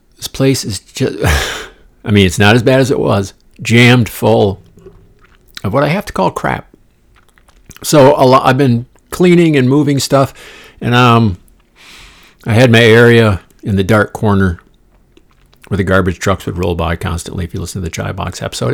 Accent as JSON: {"language": "English", "region": "Midwest", "country": "United States", "moved": "yes", "said": "I'm from the Midwest, spent half my life there"}